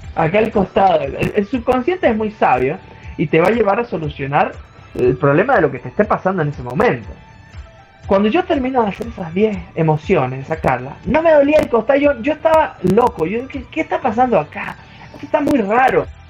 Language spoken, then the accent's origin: Spanish; San Juan, Argentina; soy oriundo de San Juan, Argentina